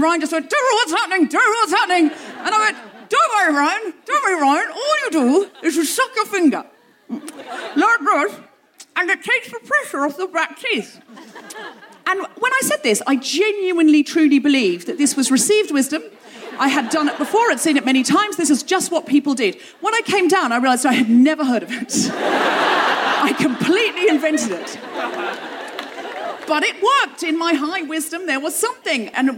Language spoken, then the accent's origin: English; London, United Kingdom; "Where are you from?" "London." "London, Ontario?" "No, London, England."